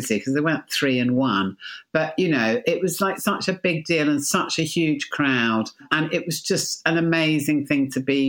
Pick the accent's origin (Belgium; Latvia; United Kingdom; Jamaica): United Kingdom